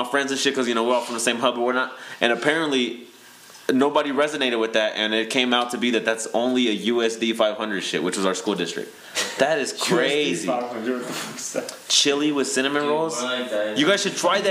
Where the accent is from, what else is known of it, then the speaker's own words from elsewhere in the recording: Kansas City, United States; I'm from Kansas City, right? I'm from the Midwest.